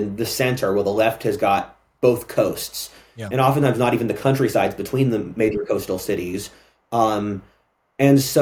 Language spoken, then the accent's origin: English; Philadelphia, Pennsylvania, United States; I'm from Philadelphia